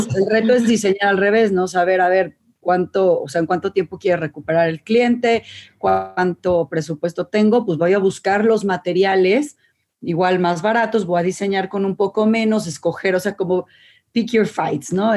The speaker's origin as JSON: {"language": "Spanish", "country": "Mexico"}